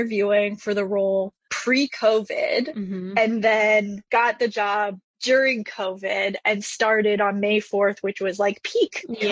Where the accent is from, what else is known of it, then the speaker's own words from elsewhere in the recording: Toronto, Ontario, Canada; moved away; I'm actually Canadian. I grew up in Toronto, Canada, and went to design school